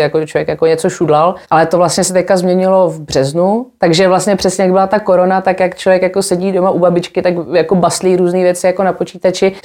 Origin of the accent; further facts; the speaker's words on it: Czechia; moved away as an adult; also born or lived in England; jsem se vrátila z Anglie asi po deseti letech